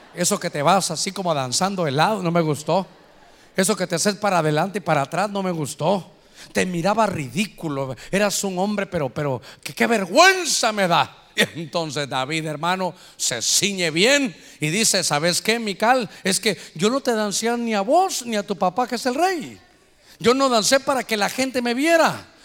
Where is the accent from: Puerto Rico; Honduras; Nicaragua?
Honduras; aquí somos catrachos